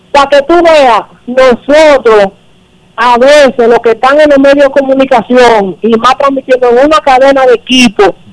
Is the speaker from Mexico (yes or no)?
no; Dominican Republic